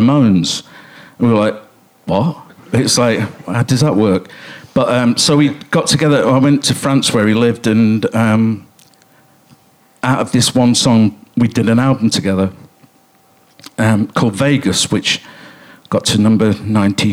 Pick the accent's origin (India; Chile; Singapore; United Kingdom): United Kingdom; Coventry, West Midlands; I grew up in Coventry, which is about to be the city of culture.